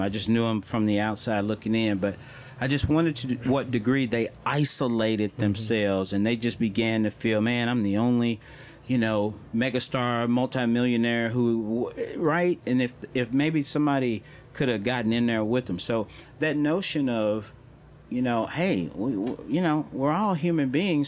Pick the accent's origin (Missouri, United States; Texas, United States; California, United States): Missouri, United States; St. Louis; growing up in St. Louis